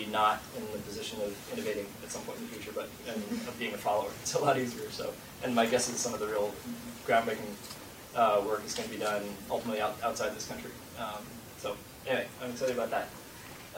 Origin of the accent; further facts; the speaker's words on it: Boston, Massachusetts, United States; also born or lived in San Francisco; now in New York, United States; I grew up in Boston.